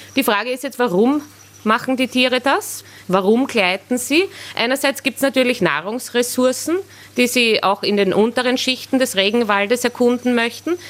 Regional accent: Austria; bei uns in Österreich

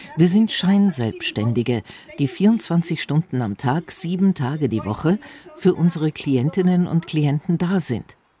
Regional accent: Slovakia; ich komme aus der Slowakei.

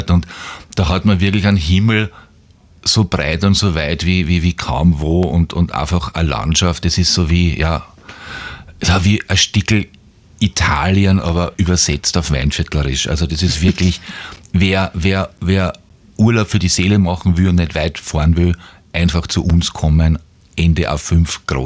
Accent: Steinebrunn, Lower Austria, Austria; Also, mein Lieblingsplatzerl ist natürlich mein Heimatdorf Steinebrunn.

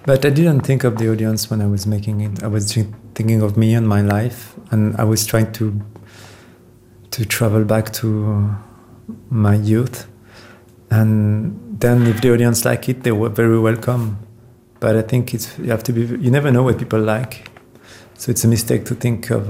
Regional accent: Versailles, Île-de-France, France; also born or lived in Paris; I grew up in Versailles, which is a pretty ancient town. So and in Paris

